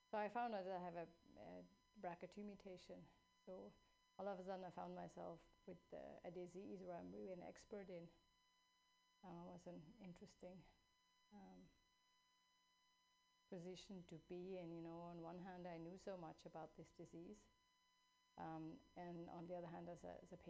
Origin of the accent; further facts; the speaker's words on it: Switzerland; now in California, United States; I grew up in Switzerland.